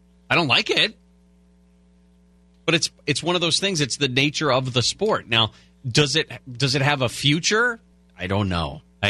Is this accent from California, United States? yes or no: yes; Bay Area, California, United States; because I grew up in the Bay Area like you did.